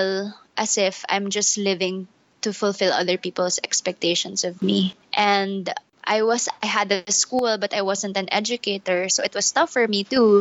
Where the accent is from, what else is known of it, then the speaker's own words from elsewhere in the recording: Manila, Metro Manila, Philippines; I'm full Filipino. I was born and raised here in Manila